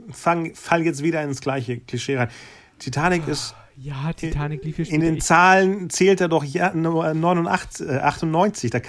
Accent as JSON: {"language": "German", "region": "North Rhine-Westphalia", "country": "Germany", "said": "Besonders ich als Ostwestfale, bei Bielefeld ist ja nicht unbedingt so sonnig, aber das Jahr war wirklich sehr sonnig."}